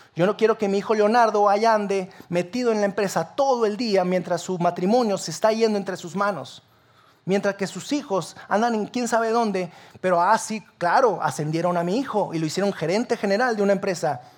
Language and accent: Spanish; Sabinas, Coahuila, Mexico; now in Saltillo, Mexico; Yo no soy de aquí de Saltillo, yo soy de Sabina Coahuila.